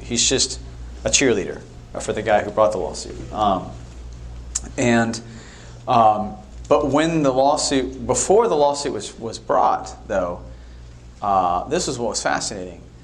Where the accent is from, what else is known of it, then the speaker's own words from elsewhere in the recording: Bay Area, California, United States; moved away; also born or lived in Europe; I grew up in the Bay Area in California.